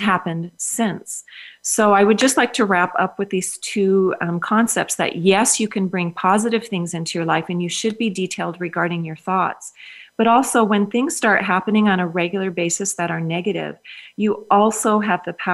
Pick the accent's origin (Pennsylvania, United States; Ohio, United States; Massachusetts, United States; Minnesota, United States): Minnesota, United States; I grew up in Minnesota where, of course, we know it's the land of 10,000 lakes.